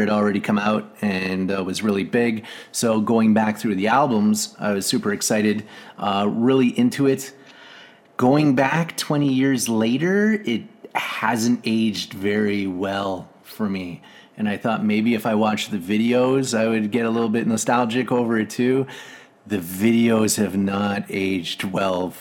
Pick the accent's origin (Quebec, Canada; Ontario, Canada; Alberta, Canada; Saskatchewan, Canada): Alberta, Canada; Cold Lake; moved away; also born or lived in Calgary; When I grew up in Cold Lake, I told Scott it was an … town